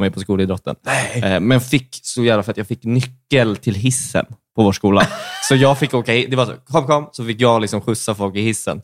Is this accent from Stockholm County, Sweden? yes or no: yes; outside Stockholm, Stockholm County, Sweden; Jag kommer från Stockholm, fast utanför